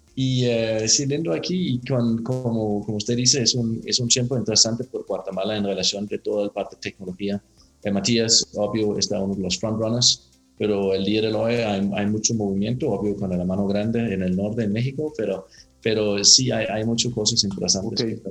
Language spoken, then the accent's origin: Spanish; Denmark; Spanish is a second language; moved away as an adult; also born or lived in Latin America; soy danés.